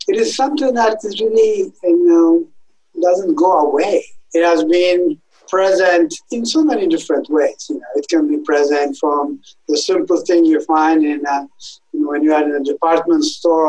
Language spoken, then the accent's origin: English; Ethiopia; moved away as an adult; also born or lived in Italy / Germany; now in Wisconsin, United States; I am originally from Ethiopia, where I grew up.